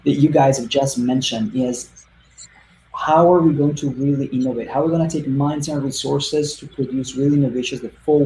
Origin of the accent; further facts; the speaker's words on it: Italy; moved away as an adult; now in United States; I come from Italy. So my first entrepreneurial experiences were in Italy in the field of marketing